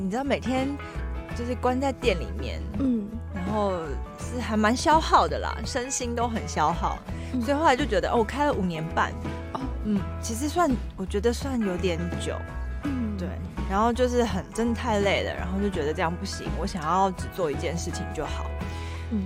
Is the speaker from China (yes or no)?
no; Taipei, Taiwan; moved away as an adult; also born or lived in Miaoli; now in Hualien, Taiwan; 我是台北人。哦，我去苗栗工作，